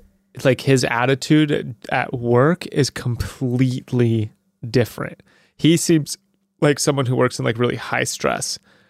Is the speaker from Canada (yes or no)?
no; Southern California, United States; Because I'm from SoCal.